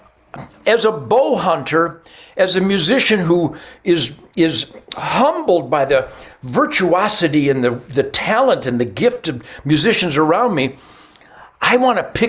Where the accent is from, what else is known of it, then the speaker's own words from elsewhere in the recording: Detroit, Michigan, United States; I was born in Detroit. I was there during the 67 riots